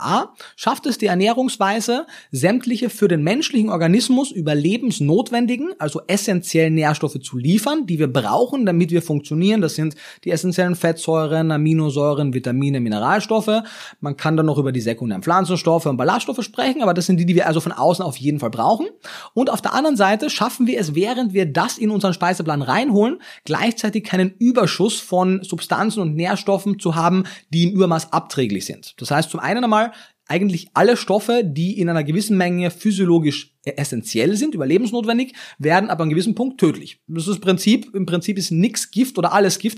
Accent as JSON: {"language": "German", "town": "Klagenfurt", "region": "Carinthia", "country": "Austria", "tie": "born or raised there", "moved": "as an adult", "lives_now": "Berlin, Germany", "said": "ich kannte halt mein sehr eingeschränktes äh, Umfeld in Kärnten. Also ich komme aus, aus Klagenfurt am Wörthersee"}